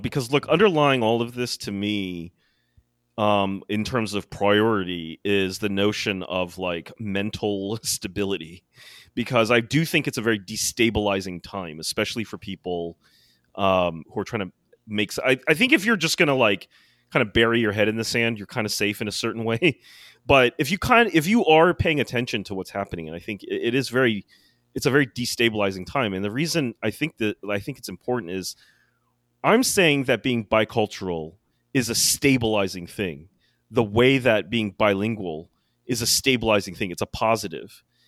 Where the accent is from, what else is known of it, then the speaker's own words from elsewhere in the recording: United States; growing up in America